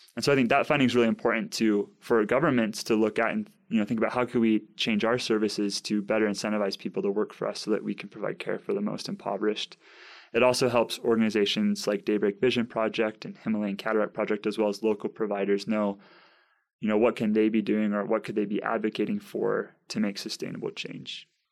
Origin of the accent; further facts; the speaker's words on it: San Clemente, California, United States; moved away; also born or lived in Provo, Utah; So I'm from San Clemente, California.